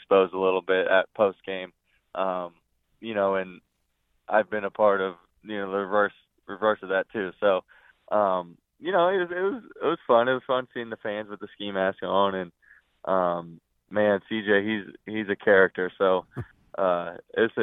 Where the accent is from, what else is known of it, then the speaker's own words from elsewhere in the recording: Eastern Pennsylvania, United States; it's Eastern Pennsylvania